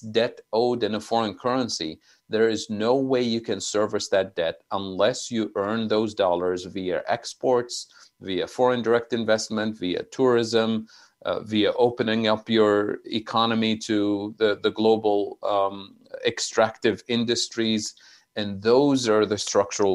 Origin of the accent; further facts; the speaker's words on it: Tunisia; moved away; I'm originally from Tunisia, so I have family living there